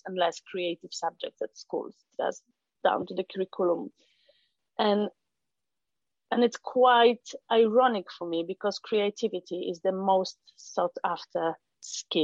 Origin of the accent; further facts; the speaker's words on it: Poland; English is a second language; moved away as an adult; I'm not native English speaker, so I'm from Poland. And the whole life happened in Poland.